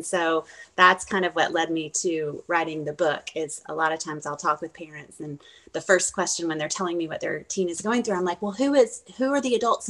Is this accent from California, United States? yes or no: no; Fort Walton Beach, Florida, United States; also born or lived in Germany; So I grew up all over, literally all over the world, because I lived in Germany too. So, okay. I graduated high school in Fort Walton Beach, Florida. So that's what I call home.